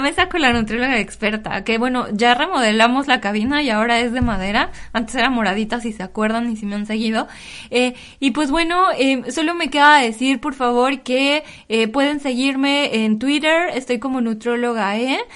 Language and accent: Spanish; State of Mexico, Mexico; moved away as an adult; now in Paris, France; de donde yo soy, de, en el Estado de México